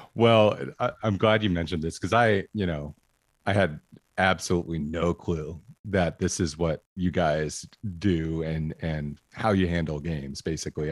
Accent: Medford, Oregon, United States; I grew up in Medford

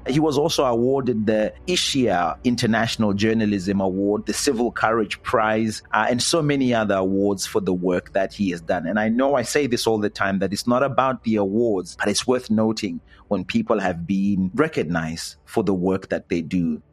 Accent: Zimbabwe; moved away as an adult; I'm from Zimbabwe, where I started a citizens' movement

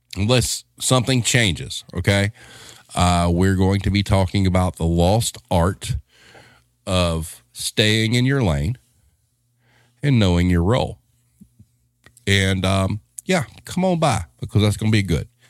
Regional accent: the South, United States; we're from the South

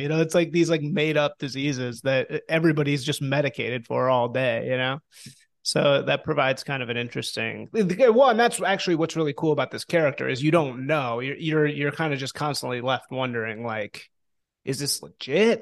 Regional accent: Chicago, Illinois, United States; moved away as an adult; also born or lived in New Orleans; I grew up in Chicago

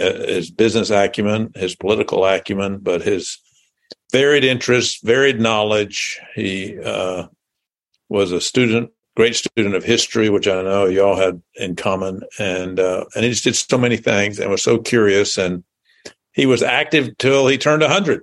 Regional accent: Jackson, Tennessee, United States; moved away as an adult; also born or lived in Memphis, Tennessee; now in Indianapolis, United States; I was born in Jackson, Tennessee, which is about 80 miles northeast of Memphis. So it's a rural community. When I grew up, there seemed to be more cotton gins than gas stations. And I went to high school there

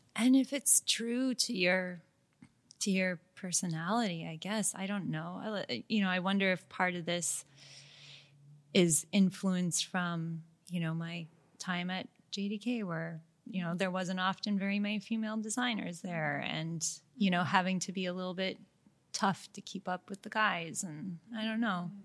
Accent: Montreal, Quebec, Canada; I'm from Montreal

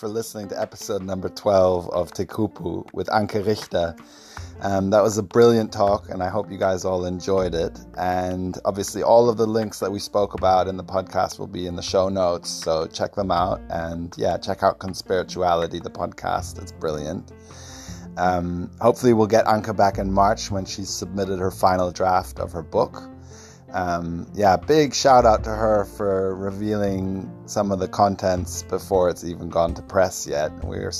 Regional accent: Stockholm, Stockholm County, Sweden; born there; Last thing I wanted to say was I was born in Stockholm a couple of days after the Bader Meinhof gang took the German embassy

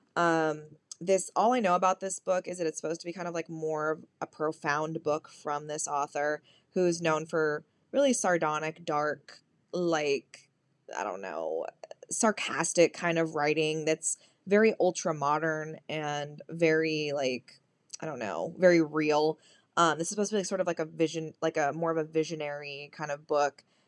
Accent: California, United States; as a Californian who misses authentic Mexican food

